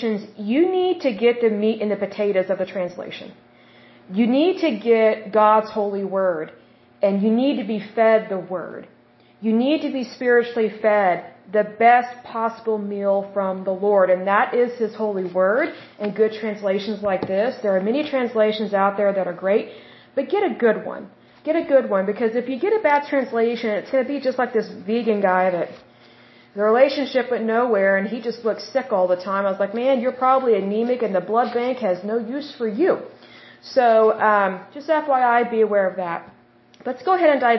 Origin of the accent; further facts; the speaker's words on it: Oklahoma, United States; accent: Oklahoma; I'm from Oklahoma.